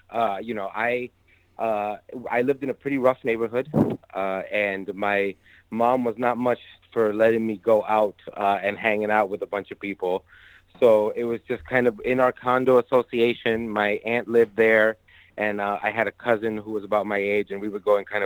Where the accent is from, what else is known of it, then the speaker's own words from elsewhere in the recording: New York City, New York, United States; moved away as an adult; also born or lived in Yonkers, New York / Long Island, New York; now in Chicago, United States; I was born and raised in the Bronx in New York City. I was there all throughout high school. I was just north of the Bronx in Yonkers in high school.